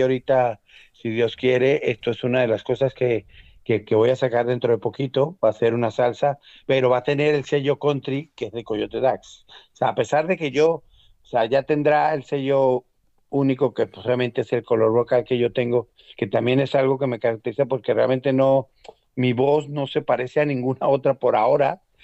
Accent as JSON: {"language": "Spanish", "country": "Venezuela", "tie": "born or raised there", "also_born_or_lived": "Mexico", "moved": "yes", "said": "yo nací en Venezuela, yo vengo de un país latino"}